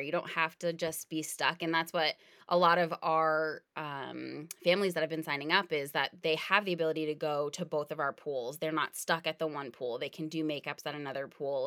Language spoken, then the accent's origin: English; New England, United States; we grew up in New England